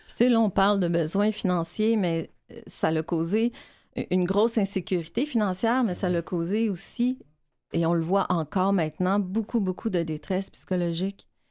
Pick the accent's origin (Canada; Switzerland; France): Canada; Quebec; on est québécois.